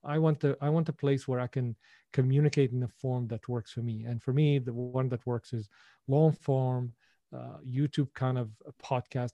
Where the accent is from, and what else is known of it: Syria; born or raised there; English is a second language; moved away